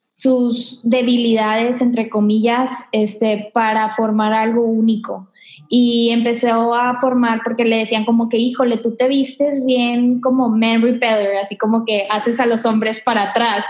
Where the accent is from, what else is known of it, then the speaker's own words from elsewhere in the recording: Monterrey, Nuevo León, Mexico; yo soy aquí de Monterrey, tengo toda mi vida acá